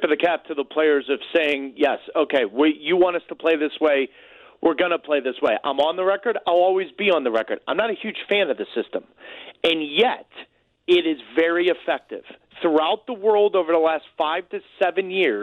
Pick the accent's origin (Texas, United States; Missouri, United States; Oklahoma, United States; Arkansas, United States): Missouri, United States; St. Louis; moved away; I'm from St. Louis. I've never been more proud to say my family's there. That city raised me